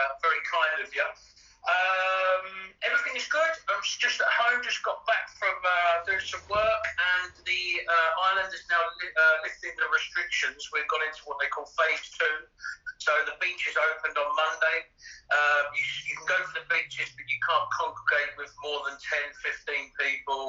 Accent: Brighton, South East England, United Kingdom; moved away as an adult; also born or lived in London / Dubai / Barcelona; now in Ibiza, Spain; Brighton, that's my hometown.

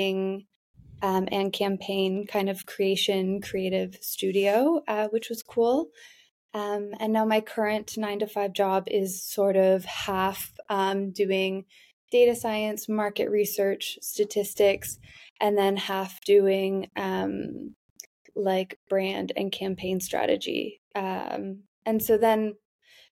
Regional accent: Canada; moved away as an adult; now in Amsterdam, Netherlands; I'm from Canada

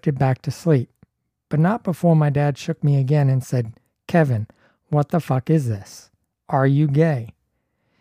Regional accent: Toronto, Ontario, Canada; I'm from Toronto

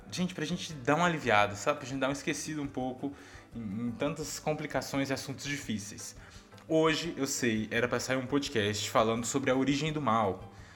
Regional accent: Goiás, Brazil; como um bom goiano

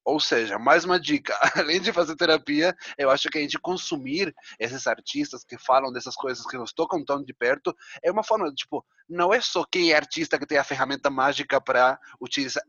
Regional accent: Argentina; moved away; como um bom argentino

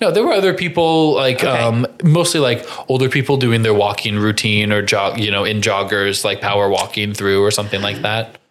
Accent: Crawfordsville, Indiana, United States; I'm from Crawfordsville, Indiana

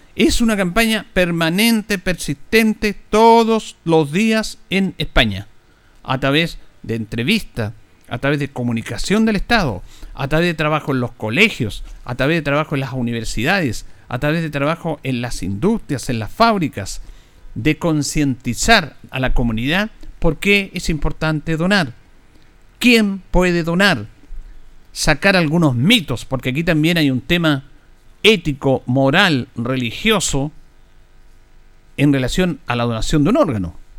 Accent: Chile

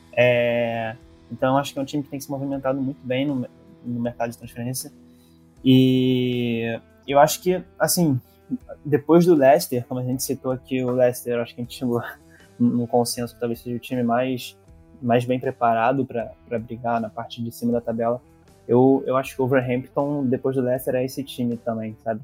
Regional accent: Brazil; nós brasileiros

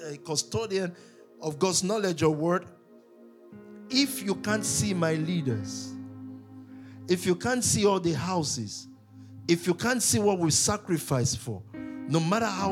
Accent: Nigeria; I'm a Nigerian

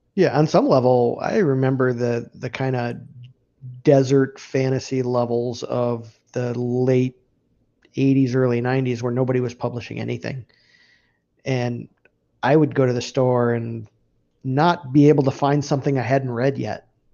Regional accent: Upper Peninsula of Michigan, United States; I grew up in the Upper Peninsula of Michigan

